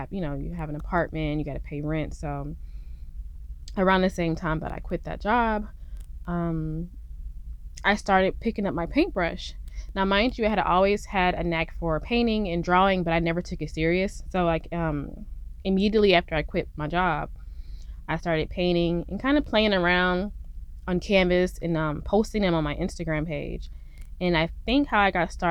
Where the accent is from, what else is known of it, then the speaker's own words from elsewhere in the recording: Fayetteville, North Carolina, United States; moved away as an adult; now in Houston, United States; I'm actually from North Carolina, Fort Bragg, Fayetteville area. And I come from a military family